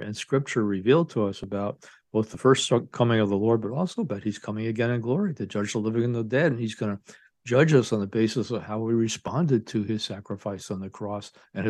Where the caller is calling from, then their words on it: Ann Arbor, Michigan, United States; I'm speaking here from Ann Arbor, Michigan, and I teach at Sacred Heart Seminary in the Archdiocese of Detroit.